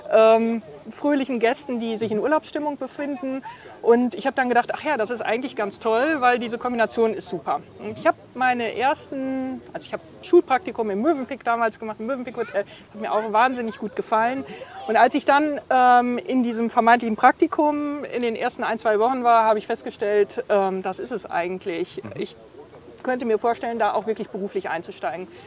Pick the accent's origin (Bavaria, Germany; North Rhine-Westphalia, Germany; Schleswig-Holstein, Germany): North Rhine-Westphalia, Germany; Münster; Und so waren wir, wir waren fünf Kinder, mhm. äh, sind wir alle eben Münsteraner.